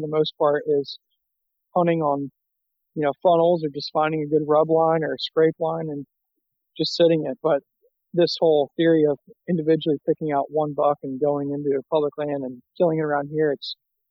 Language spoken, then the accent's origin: English; South Florida, United States; I grew up in South Florida.